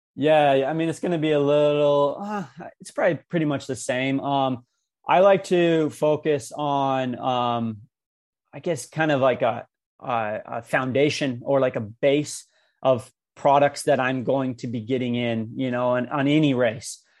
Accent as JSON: {"language": "English", "town": "Cedar City", "region": "Utah", "country": "United States", "tie": "born or raised there", "said": "my hometown in Cedar City"}